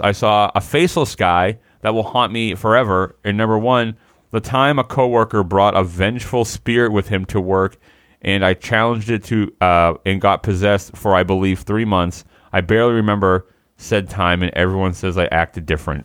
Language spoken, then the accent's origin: English; United States; I'm such an American.